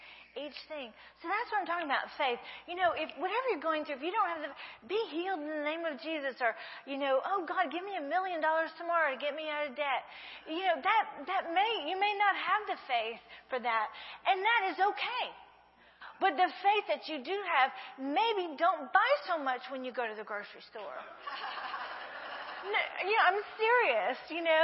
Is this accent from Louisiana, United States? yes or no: yes; Breaux Bridge, Louisiana, United States; accent: southern; moved away as an adult; now in Brazil; I'm from Brule, Louisiana, and you just don't do that to a Cajun girl